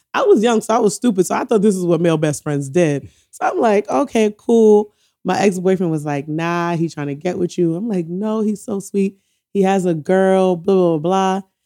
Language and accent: English; New York City, New York, United States; also born or lived in Antigua and Barbuda / Philadelphia / Oakland; I was born in the Bronx, and I, but I went to Antigua for a few years